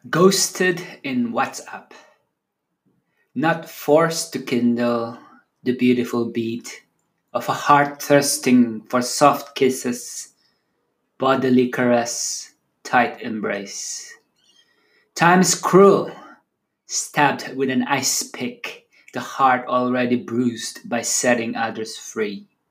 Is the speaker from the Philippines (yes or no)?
yes; Philippines; first language Tagalog; English is a second language; my native tongue, Tagalog, one of the languages in the Philippines